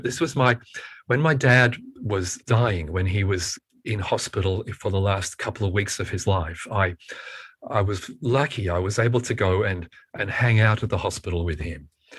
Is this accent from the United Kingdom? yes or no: yes; United Kingdom; born there; And I was born in Britain, in the UK